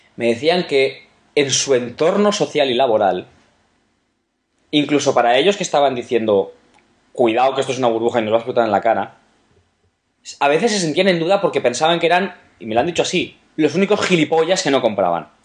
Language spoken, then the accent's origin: Spanish; Valencian Community, Spain; mi tierra, por ejemplo, en la comunidad valenciana